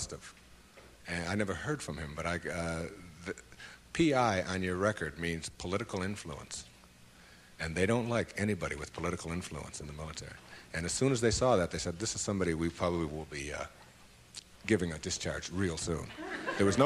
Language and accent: English; Detroit, Michigan, United States; moved away; my hometown was Detroit